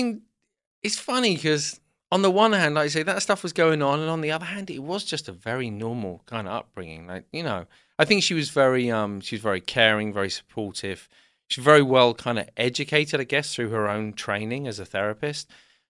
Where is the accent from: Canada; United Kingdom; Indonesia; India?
United Kingdom; South West England; also born or lived in London; So I was born in London, but when I was about two, I moved to the southwest of England.